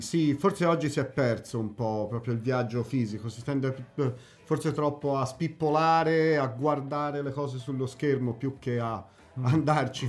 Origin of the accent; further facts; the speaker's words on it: Pistoia, Tuscany, Italy; moved away as an adult; also born or lived in Prato; now in Amsterdam, Netherlands; nato, cresciuto a Pistoia, però esportato ad Amsterdam, praticamente naturalizzato olandese. Eh, 15 anni ad Amsterdam.